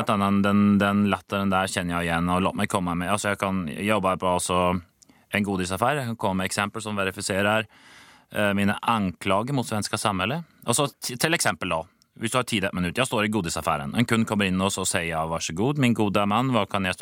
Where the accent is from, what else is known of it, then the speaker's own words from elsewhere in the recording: Skien, Telemark, Norway; now in Sweden; jeg er ikke født og oppfostret her i det såkalte tolerante og vennlige Sverige. Jeg kommer ursprungelig fra Skien, som ligger i grenlandet Norge.